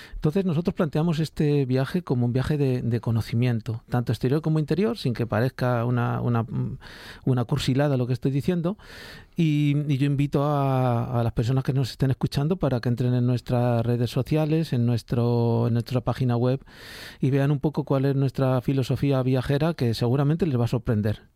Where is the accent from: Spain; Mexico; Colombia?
Spain; Yo, yo en América me siento bastante más español que aquí